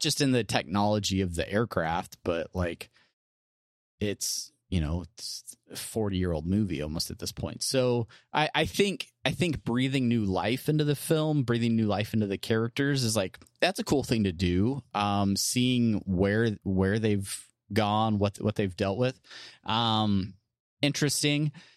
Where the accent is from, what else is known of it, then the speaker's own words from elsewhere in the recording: San Diego, California, United States; I grew up in San Diego